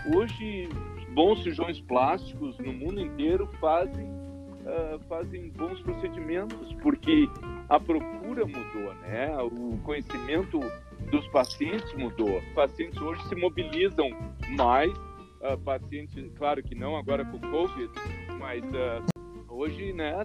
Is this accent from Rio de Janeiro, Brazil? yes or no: no; Rio Grande do Sul, Brazil; moved away as an adult; also born or lived in Alabama, United States; now in Utah, United States; Minha esposa e eu somos gaúchos